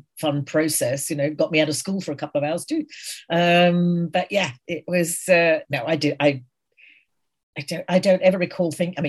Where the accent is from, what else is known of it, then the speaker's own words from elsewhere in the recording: Guildford, South East England, United Kingdom; I was born in Guildford, Surrey, which is south of London.